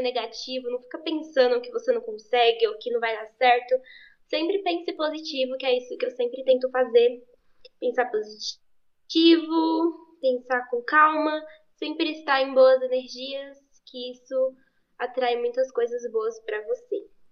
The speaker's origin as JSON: {"language": "Portuguese", "region": "São Paulo", "country": "Brazil", "tie": "born or raised there", "said": "Eu nasci em São Paulo, SP, capital. Sempre fui de São Paulo, eu sou paulista."}